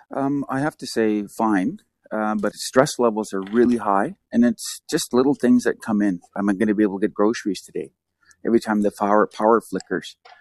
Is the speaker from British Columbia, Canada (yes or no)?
yes; hometown near Kanaka Bar, British Columbia, Canada; my town, my hometown